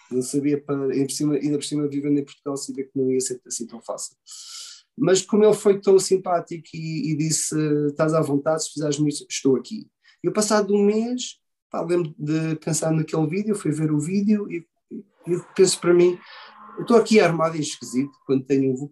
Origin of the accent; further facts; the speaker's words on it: Australia; E, também eu venho da Austrália e aquilo é, é aquele é estilo no metal, mas também é super pesado.